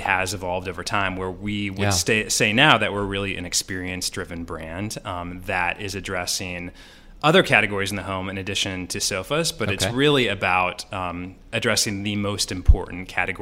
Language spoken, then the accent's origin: English; Santa Fe, New Mexico, United States; also born or lived in Kansas City; now in Chicago, United States; My family moved to Santa Fe, New Mexico when I was pretty young.